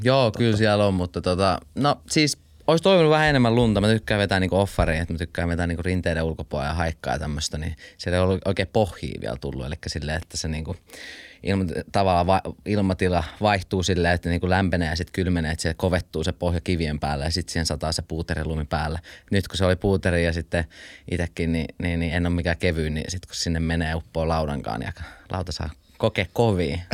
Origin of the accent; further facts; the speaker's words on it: Finland; also born or lived in Switzerland; mä en ole syntynyt Suomessa, mä synnyin Sveitsissä ja Me tultiin, kun mun isä lähti, kun mä olin yhdeksän kuukautinen